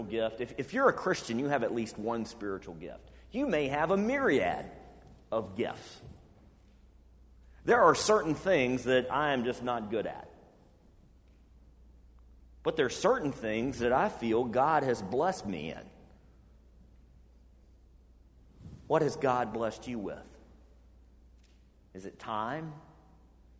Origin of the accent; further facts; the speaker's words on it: Birmingham, Alabama, United States; moved away; I grew up in Birmingham, Alabama.